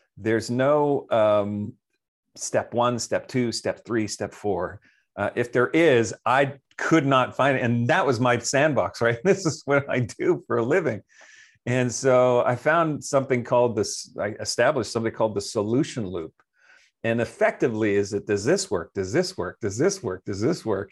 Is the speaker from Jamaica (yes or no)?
no; Canada; I'm from Canada